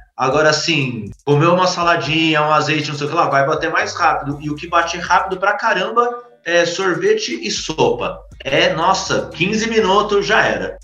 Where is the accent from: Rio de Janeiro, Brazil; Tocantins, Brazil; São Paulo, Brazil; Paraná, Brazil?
São Paulo, Brazil; um alô pro Capão Redondo